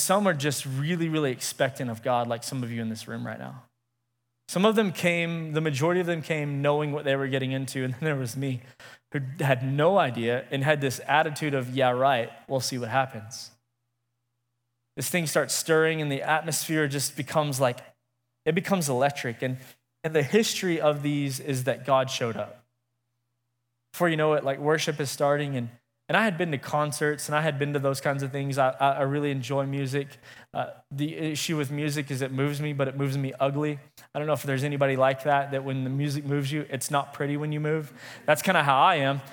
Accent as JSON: {"language": "English", "town": "Midland", "region": "Texas", "country": "United States", "also_born_or_lived": "Lubbock", "said": "I'm from Midland originally"}